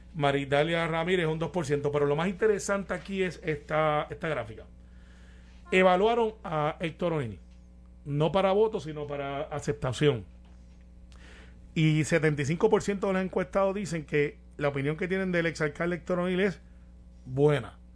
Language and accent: Spanish; Guaynabo, Puerto Rico; soy de Guaynabo